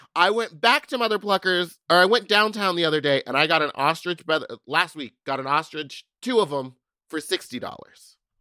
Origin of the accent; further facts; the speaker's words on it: Texas, United States; I'm from Texas.